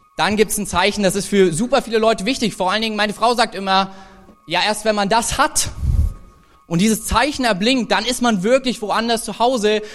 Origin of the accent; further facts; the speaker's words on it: Thuringia, Germany; für uns als, als Thüringer